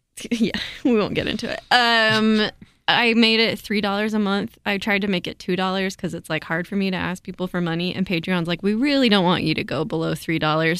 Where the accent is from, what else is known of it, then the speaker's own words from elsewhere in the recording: Provo, Utah, United States; I grew up in Provo, Utah